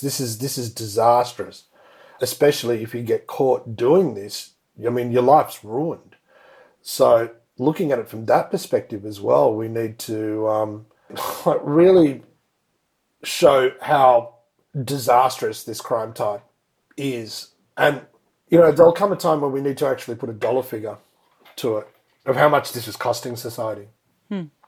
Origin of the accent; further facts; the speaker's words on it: India; now in Australia; went to my home country, India